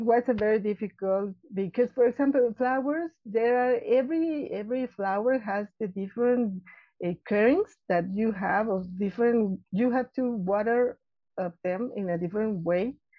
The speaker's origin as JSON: {"language": "English", "region": "Mexico City", "country": "Mexico", "tie": "born or raised there", "said": "I was born here in Mexico City. I, I live uh, actually here in Mexico City"}